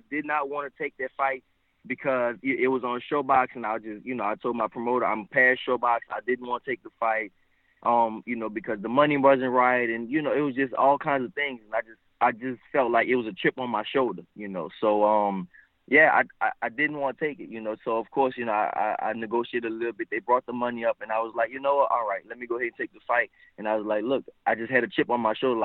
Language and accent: English; United States; also born or lived in New Orleans, Louisiana / Houston, Texas; I'm from New Orleans / Houston